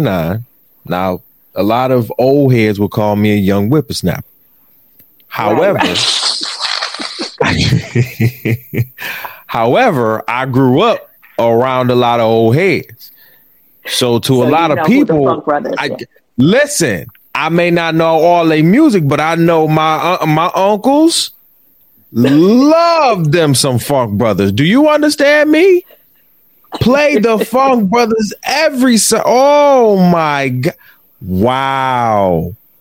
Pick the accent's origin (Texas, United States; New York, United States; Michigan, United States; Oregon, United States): Michigan, United States; Detroit; I'm from Detroit